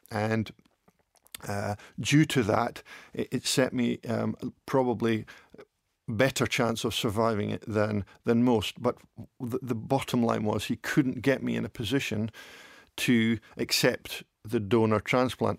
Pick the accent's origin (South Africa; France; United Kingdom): United Kingdom; Dundee, Scotland; also born or lived in Epping, England; they wanted to move at, when I was at the ripe old age of two, to come to O'Mackie in Dundee. So when I was two, that's when we moved up